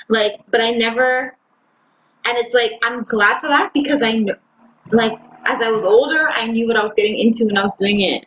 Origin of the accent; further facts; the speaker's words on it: Canada; We are from the same country we're only one province over